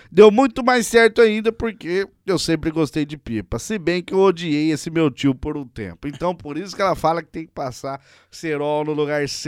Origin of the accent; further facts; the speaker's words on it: Pirassununga, São Paulo, Brazil; born there; now in Goioerê, Brazil; nasci em Pirassununga, interior de São Paulo, mas hoje em dia trabalho e estudo em Goiorê, Paraná.